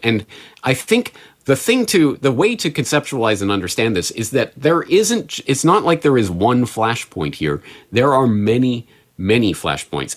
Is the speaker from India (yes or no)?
no; Canada; now in Japan; as a Canadian in Japan